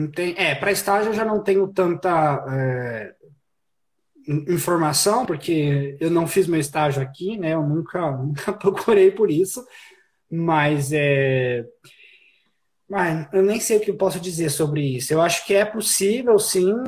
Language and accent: Portuguese; Brazil; moved away as an adult; now in Canada; eu só saí do Brasil para países que falavam espanhol